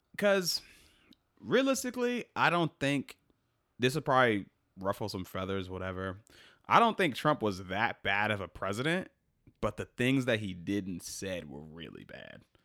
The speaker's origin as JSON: {"language": "English", "country": "United States", "said": "I'm American"}